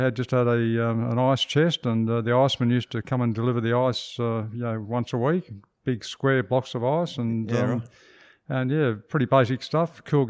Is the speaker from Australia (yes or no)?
yes; Perth, Western Australia, Australia; Yeah, 1938. Yep. Born and. I grew up in Daglish, which was a relatively new suburb back then.